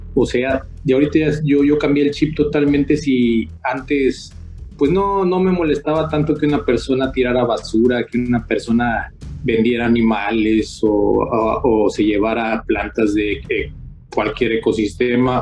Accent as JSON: {"language": "Spanish", "region": "San Luis Potosí", "country": "Mexico", "tie": "born or raised there", "said": "soy potosino de nacimiento, vivo precisamente en la, en la, pues, en la zona media de, San Luis Potosí"}